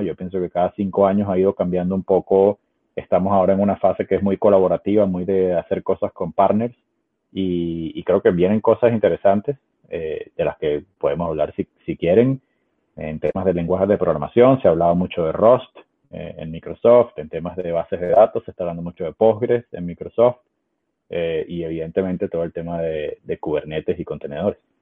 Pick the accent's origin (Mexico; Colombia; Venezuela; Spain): Venezuela; Caracas, Capital District; also born or lived in Ecuador; now in Seattle, United States; soy originalmente de Caracas, de Venezuela, viví en, Ecuador por varios años ah, y ahora vivo en Estados Unidos